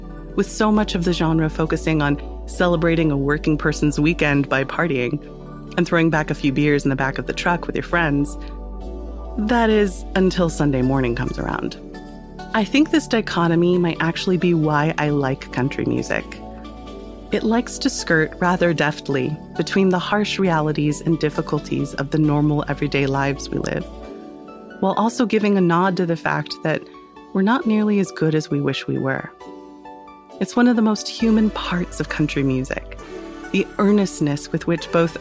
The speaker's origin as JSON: {"language": "English", "country": "United States", "tie": "born or raised there", "said": "as an American girl"}